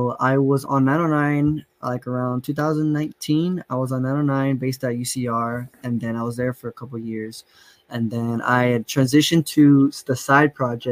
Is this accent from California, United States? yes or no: yes; San Bernardino, California, United States; also born or lived in Poway, San Diego / Los Angeles; Maybe till like I was eight or nine, I moved out to San Bernardino over here with my grandparents. And ever since then, I've been out here in San Bernardino, repping the IE